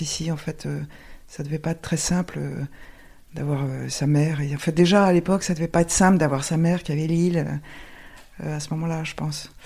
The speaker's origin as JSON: {"language": "French", "town": "Paris", "region": "Île-de-France", "country": "France", "tie": "born or raised there", "said": "je suis née à Paris et, toute mon enfance, c'était toutes les vacances scolaires à Porcro"}